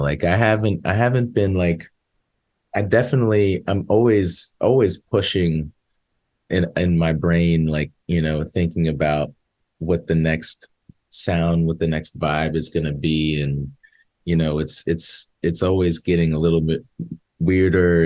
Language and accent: English; outside Philadelphia, Pennsylvania, United States; now in Nashville, United States; I grew up outside Philly like 20 minutes outside of Philly